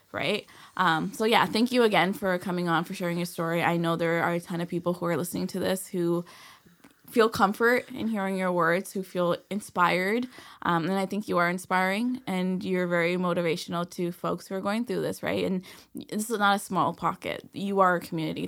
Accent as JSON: {"language": "English", "town": "Toronto", "region": "Ontario", "country": "Canada", "tie": "born or raised there", "said": "growing up in Escobar"}